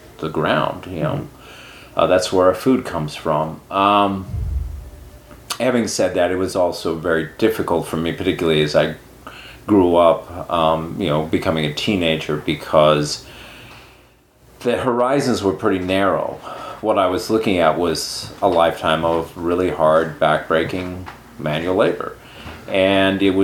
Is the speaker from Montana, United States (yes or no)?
yes; Sheridan County, Montana, United States; moved away; I grew up in Sheridan County, Montana, which is the county that borders on North Dakota and Canada in Montana.